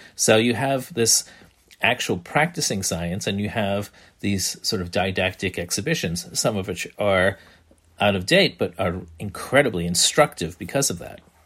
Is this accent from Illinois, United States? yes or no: no; New Bedford, Massachusetts, United States; my hometown of New Bedford, Massachusetts